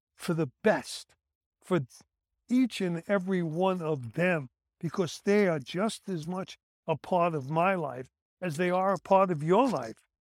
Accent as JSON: {"language": "English", "town": "New York City", "region": "New York", "country": "United States", "tie": "born or raised there", "said": "The kids I grew up with in Brooklyn"}